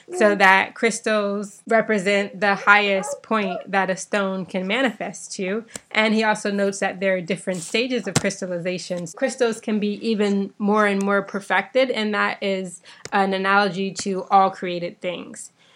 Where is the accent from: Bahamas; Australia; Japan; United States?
Bahamas; me growing up in the Bahamas